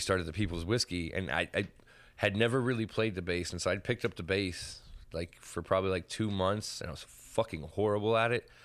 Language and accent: English; Henderson, Nevada, United States; I grew up in Old Henderson